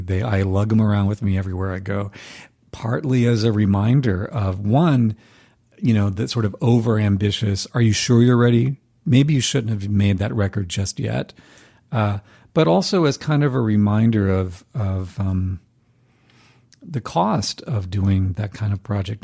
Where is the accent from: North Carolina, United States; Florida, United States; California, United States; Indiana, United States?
North Carolina, United States; moved away as an adult; also born or lived in Boston; I knew from high school when we grew up in North Carolina, different parts of the state